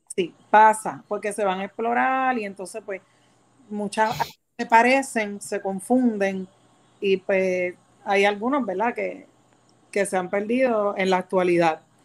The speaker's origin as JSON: {"language": "Spanish", "town": "San Juan", "country": "Puerto Rico", "tie": "born or raised there", "said": "Soy de San Juan, nacida y criada"}